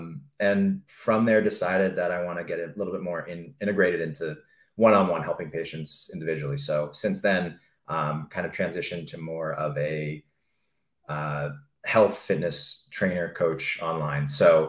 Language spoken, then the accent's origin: English; Mission Viejo, California, United States; I grew up in Orange County, California. So Mission Viejo, Aliso Viejo area.